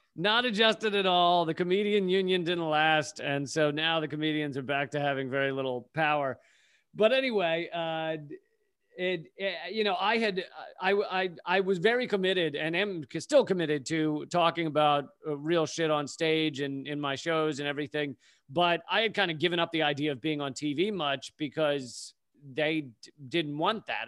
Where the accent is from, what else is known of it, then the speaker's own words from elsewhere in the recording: Richmond, Virginia, United States; moved away as an adult; also born or lived in Washington, D.C. / Charlottesville / New York City; at the age of eight, we moved to Richmond, Virginia